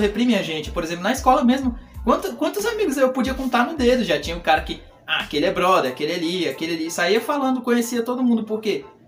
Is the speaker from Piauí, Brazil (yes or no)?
yes; Piripiri, Piauí, Brazil; now in São Paulo, Brazil; eu sou da cidade de Piripiri, no Piauí